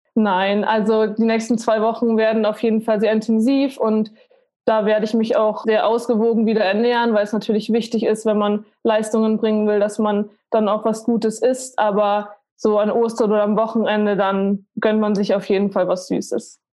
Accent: Munich, Bavaria, Germany; Ich bin in München aufgewachsen, mit meiner Familie auch zusammen

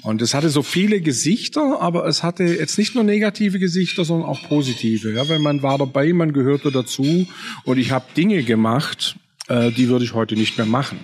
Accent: a Swabian village, Germany; im schwäbischen Dorf, wo ich aufgewachsen bin, als sehbehinderter Bub

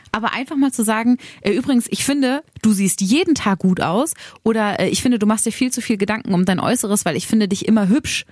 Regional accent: Braunschweig, Lower Saxony, Germany; in meinem Heimatdorf in Mascherode

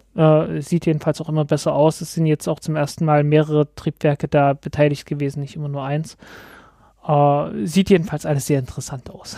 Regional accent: Germany; als Deutscher

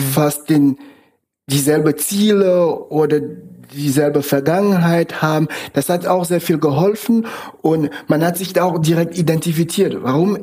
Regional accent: Cameroon; German is a second language; moved away as an adult; now in Germany; Ich komme ursprünglich aus Kamerun. Ich lebe jetzt seit 15 Jahren in Deutschland

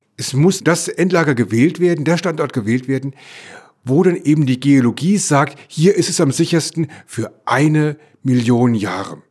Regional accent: Electoral Palatinate, Baden-Württemberg, Germany; in meiner Heimat, ich komme aus der Kurpfalz

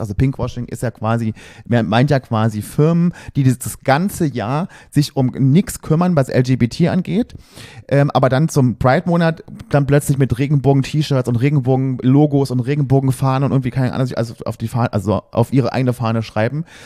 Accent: Berlin, Germany; wir kommen aus Berlin

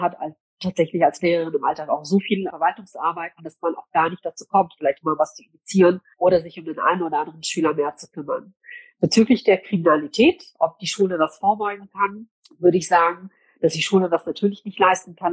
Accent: Cologne, North Rhine-Westphalia, Germany; also born or lived in Gelsenkirchen; ab heute bin ich wieder in meiner Heimatstadt in Köln unterwegs

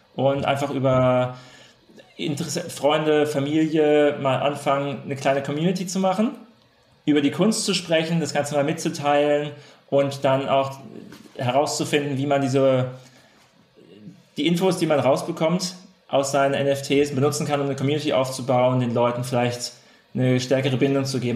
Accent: Freiburg, Baden-Württemberg, Germany; Wir sind ja beide aus der Freiburger Region

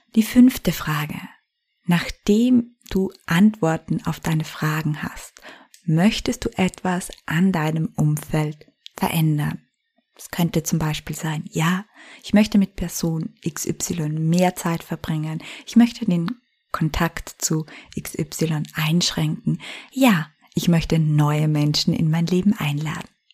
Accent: Styria, Austria; moved away as an adult; now in Vienna, Austria; meine Heimat verließ, meinen alten Job an den Nagel hängte und von der Steiermark nach Wien in die Hauptstadt zog

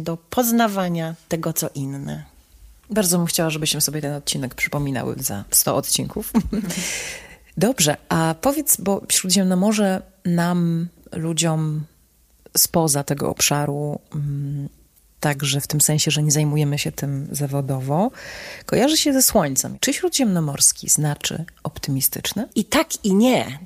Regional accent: Warsaw, Masovian Voivodeship, Poland; also born or lived in Italy / Israel; Polka z Warszawy

